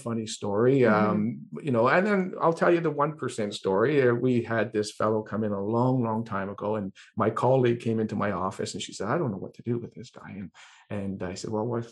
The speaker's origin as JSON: {"language": "English", "country": "Ireland", "said": "I'm Irish"}